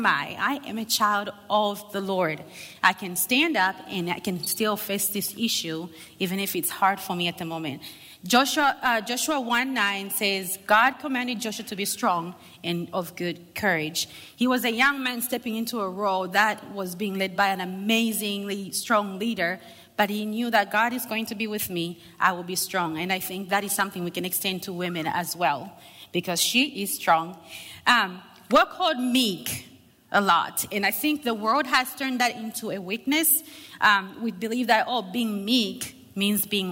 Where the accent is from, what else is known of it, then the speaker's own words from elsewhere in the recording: Zambia; English is a second language; I am from Zambia